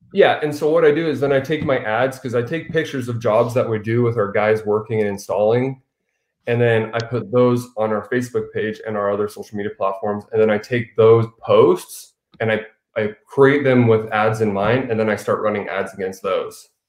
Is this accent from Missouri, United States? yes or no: no; Arizona, United States